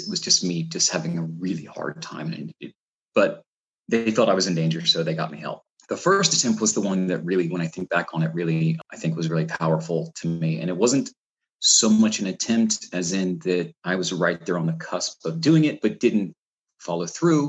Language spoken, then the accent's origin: English; Florida, United States; moved away; I grew up in Florida